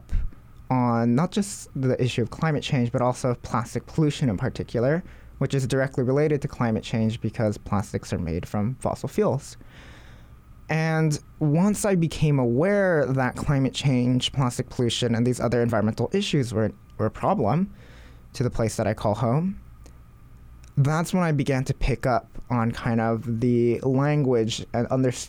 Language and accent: English; Hawaii, United States; Growing up in Hawaii